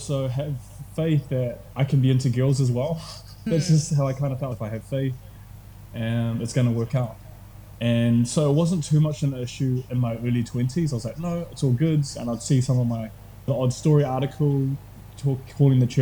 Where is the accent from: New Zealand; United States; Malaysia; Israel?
New Zealand; Tauranga, Bay of Plenty; I grew up in Tauranga, and that's where I spent most of my years